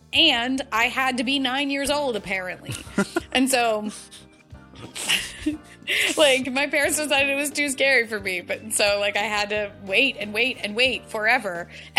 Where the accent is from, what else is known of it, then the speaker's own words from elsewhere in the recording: Virginia, United States; born there; also born or lived in South Carolina / Washington, D.C. / Toledo, Ohio; And so we moved around every couple of years, and mostly up and down the East Coast. I was born in Virginia, and we lived in South Carolina for a while.